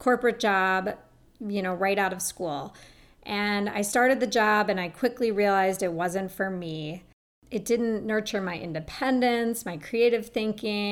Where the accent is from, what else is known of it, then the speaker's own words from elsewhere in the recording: Minneapolis, Minnesota, United States; I grew up in Minneapolis, Minnesota, and I was raised in what I thought was considered a pretty health-conscious home